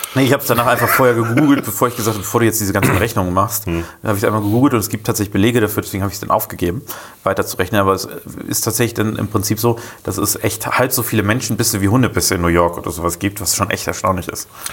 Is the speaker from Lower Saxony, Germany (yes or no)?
yes; Rotenburg, Lower Saxony, Germany; now in Bremen, Germany; ich komme ja selber aus Rotenburg